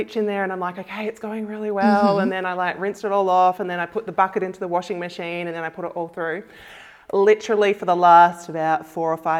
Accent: Bunbury, Western Australia, Australia; moved away as an adult; also born or lived in New South Wales / Perth; now in Queensland, Australia; So I call myself a West Aussie, but I was originally from New South Wales. So sort of grew up though in Western Australia.

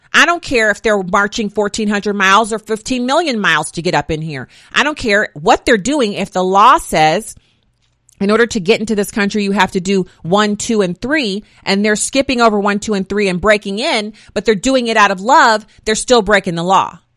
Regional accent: United States; I came from here. I know my history. I am generationally an American citizen

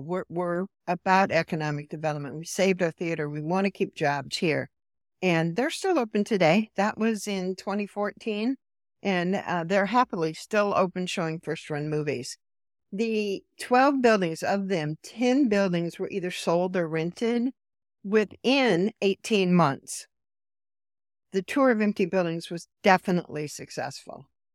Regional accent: Iowa, United States; moved away as an adult; also born or lived in Chicago / North Carolina; born and raised in rural. I'm originally from Iowa, a small town in Iowa

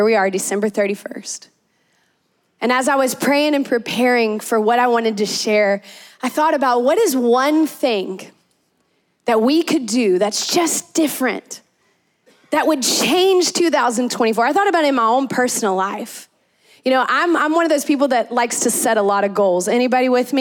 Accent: central Louisiana, United States; also born or lived in Memphis, Tennessee; I grew up in Louisiana, in central Louisiana, but I moved to Memphis, Tennessee for a part of my life and then came back home

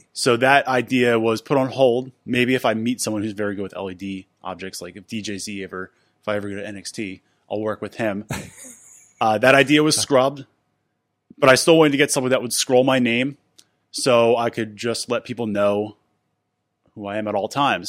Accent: Philadelphia, Pennsylvania, United States; moved away as an adult; now in Pittsburgh, United States; I'm originally from Philadelphia.

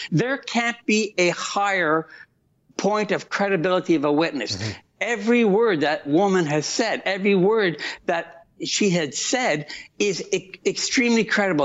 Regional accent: Canada; As a Canadian

